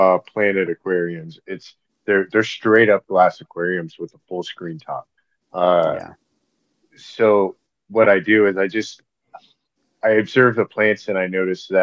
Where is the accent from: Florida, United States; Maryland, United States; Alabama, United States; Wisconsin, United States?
Florida, United States; growing up in Florida